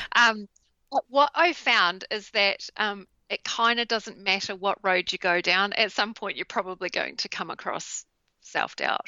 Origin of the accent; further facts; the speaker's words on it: New Zealand; in Christchurch in New Zealand, and my home country